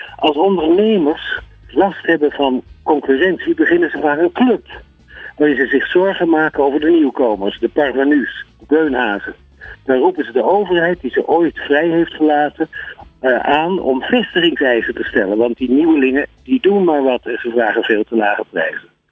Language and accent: Dutch; Amsterdam, North Holland, Netherlands; ik kom uit Amsterdam